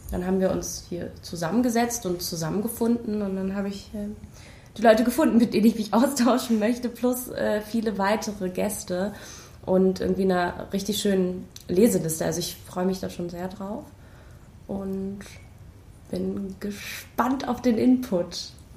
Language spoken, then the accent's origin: German; Berlin, Germany; ich komme aus Berlin